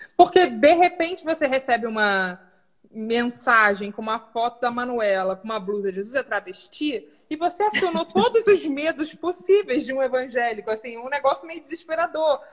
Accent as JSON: {"language": "Portuguese", "area": "Rio", "region": "Rio de Janeiro", "country": "Brazil", "said": "sou do Rio também"}